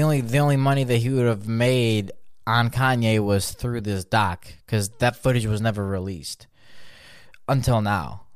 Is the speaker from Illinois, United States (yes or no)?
yes; Chicago, Illinois, United States; I'm from Chicago, too.